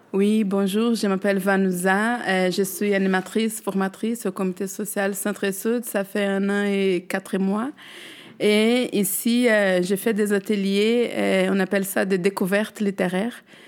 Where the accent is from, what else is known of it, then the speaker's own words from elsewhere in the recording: Brazil; French is a second language; moved away; moi, je parle le portugais, je suis brésilienne.